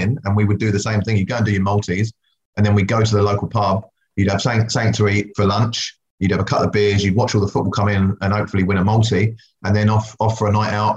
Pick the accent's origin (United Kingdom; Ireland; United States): United Kingdom; England; born or raised there; also born or lived in West Indies; now in New Zealand